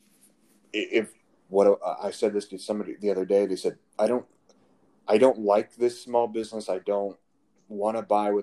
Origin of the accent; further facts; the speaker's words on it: Indiana, United States; moved away; back where I'm from Indiana. There's a small town in Indiana, and there's a local like butcher / grocery store, you know, kind of a hole in the wall place. And I remember vividly growing up